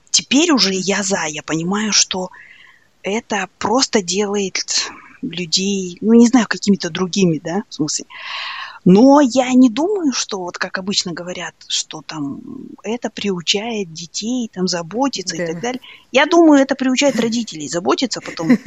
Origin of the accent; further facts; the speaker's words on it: Kazakhstan; Я, потому что я казашка